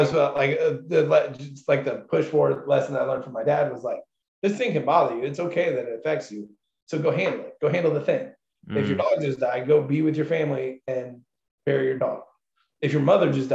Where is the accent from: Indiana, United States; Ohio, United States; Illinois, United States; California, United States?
Indiana, United States; Zionsville; I grew up in Zionsville.